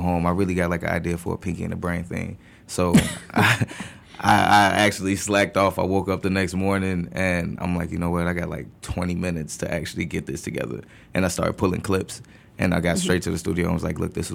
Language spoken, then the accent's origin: English; Chicago, Illinois, United States; I'm from Logan Square